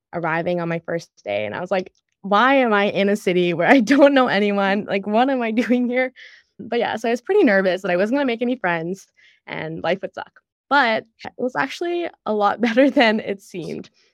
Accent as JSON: {"language": "English", "town": "Ottawa", "region": "Ontario", "country": "Canada", "tie": "born or raised there", "also_born_or_lived": "Kingston", "moved": "as an adult", "lives_now": "San Francisco, United States", "said": "I'm also from Ottawa, and, like, growing up in a suburb is so much different than, I guess, living in a city"}